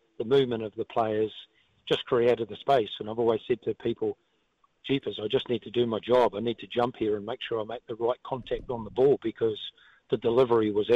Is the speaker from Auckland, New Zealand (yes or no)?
yes; Auckland, New Zealand; a four-year-old kid growing up in South Auckland